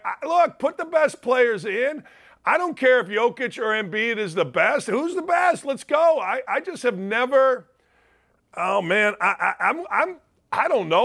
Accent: Gary, Indiana, United States; a guy from my hometown, Alex Karras

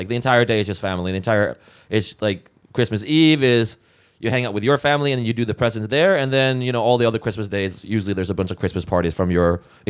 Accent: Iceland; moved away; I am, because I'm from Iceland.

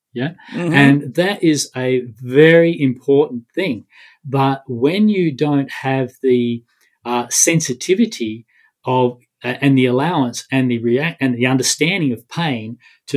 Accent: Australia; being an Australian

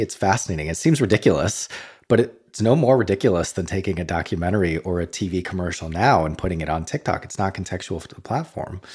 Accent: Boston, Massachusetts, United States; moved away as an adult; as an American who grew up in Boston

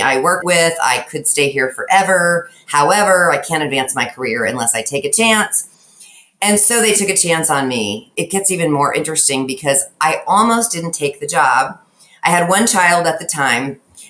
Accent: Knoxville, Iowa, United States; I grew up in a small town just south of Des Moines, Iowa, called Knoxville

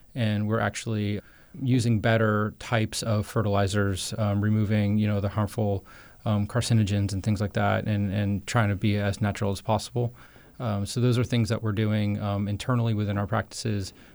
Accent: Jensen Beach, Florida, United States; I was born and raised on the East Coast of Florida in, in Jensen Beach, uh, just outside Stewart in Martin County

